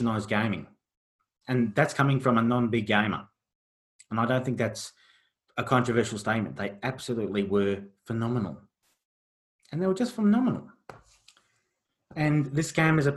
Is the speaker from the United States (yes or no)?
no; Australia; as an Australian